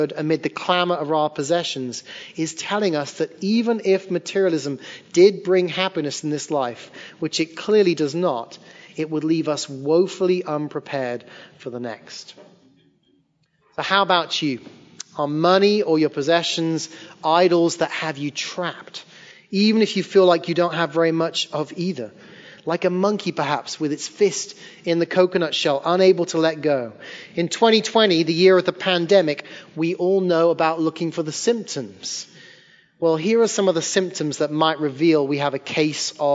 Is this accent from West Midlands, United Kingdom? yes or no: yes; Hereford, West Midlands, United Kingdom; moved away as an adult; also born or lived in Liverpool; now in Sullivan's Island, United States; I left my hometown of Hereford, England, moved north about 2 hours to become a youth pastor in Liverpool